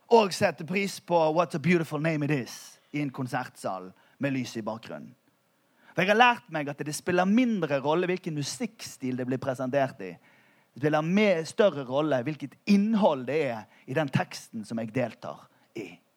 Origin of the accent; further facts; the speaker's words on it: Bergen, Vestland, Norway; Vi er jo fra Bergen